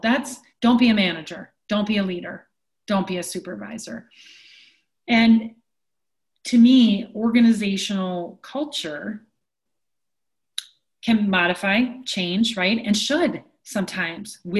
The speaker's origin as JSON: {"language": "English", "town": "Onalaska", "region": "Wisconsin", "country": "United States", "tie": "born or raised there", "said": "I grew up in Onalaska, Wisconsin"}